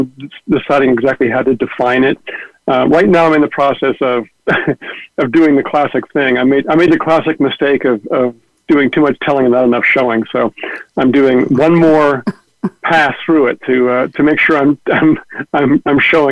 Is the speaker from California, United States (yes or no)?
yes; San Francisco Bay Area, California, United States; I'm from the Bay Area, although I've lived all over the world